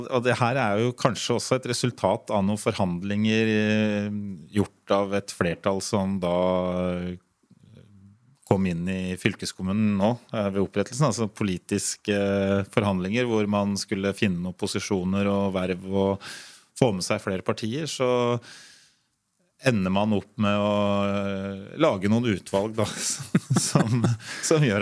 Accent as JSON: {"language": "Norwegian", "town": "Ringerike", "region": "Buskerud", "country": "Norway", "said": "Det er jo jeg og Inger Kammerud og, og Roger, da, så vi er jo tre fra Ringerike som sitter i det utvalget."}